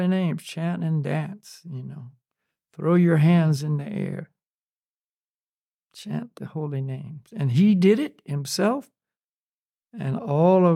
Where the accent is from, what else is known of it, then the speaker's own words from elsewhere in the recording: the South, United States; I grew up in the South, and there was, you know, black Christian churches and white Christian